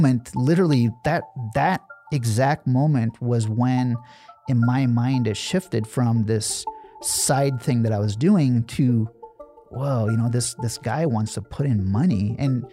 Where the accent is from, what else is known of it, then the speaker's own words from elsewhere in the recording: Nebraska, United States; also born or lived in New Delhi, India; I was born in India, and we moved to Nebraska